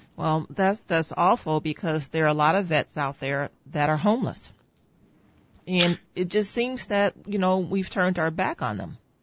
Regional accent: Northwest Indiana, United States; I was born and raised in Northwest Indiana

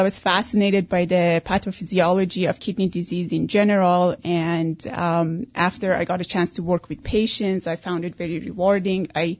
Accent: Iran; English is a second language; also born or lived in Canada; now in United States; Originally Persian.

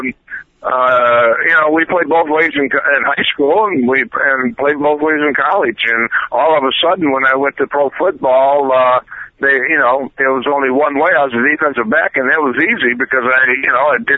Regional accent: Flint, Michigan, United States; Well, actually, I was from Flint, Michigan, and it was 45 miles to East Lansing, and it was 45 miles to Ann Arbor.

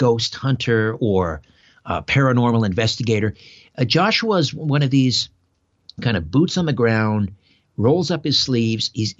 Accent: Brantford, Ontario, Canada; my hometown of Brantford, Ontario

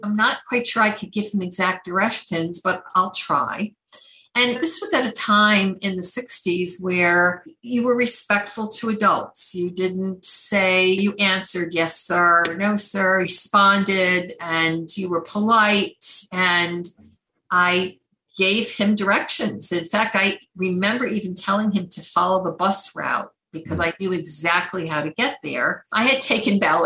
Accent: New York City, New York, United States; I grew up in Queens. We were in an area called Whitestone.

